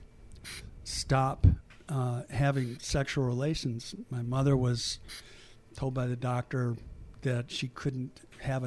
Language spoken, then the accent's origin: English; Milwaukee, Wisconsin, United States; moved away; also born or lived in Asia; I grew up in Wisconsin, in Milwaukee